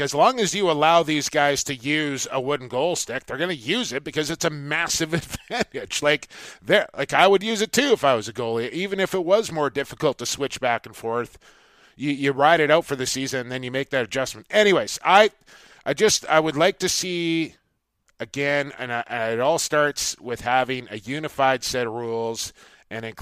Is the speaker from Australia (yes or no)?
no; Coquitlam, British Columbia, Canada; my hometown of Coquitlam, British Columbia